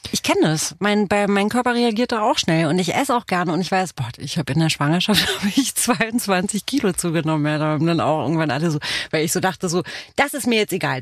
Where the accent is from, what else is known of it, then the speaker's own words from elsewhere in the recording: Romania; first language Romanian; German is a second language; moved away; aus Rumänien bin ich